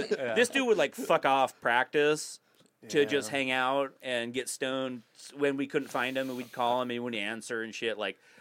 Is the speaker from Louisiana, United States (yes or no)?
no; Huntington Beach, California, United States; also born or lived in Alabama; I was born in Long Beach. I went to high school in Huntington Beach